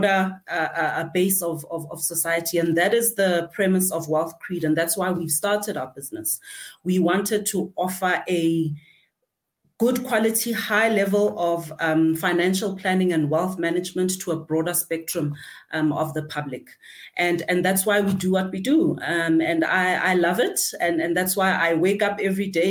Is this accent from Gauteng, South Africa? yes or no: yes; Gauteng, South Africa; I'm a thoroughbred, Gauteng born from Togoza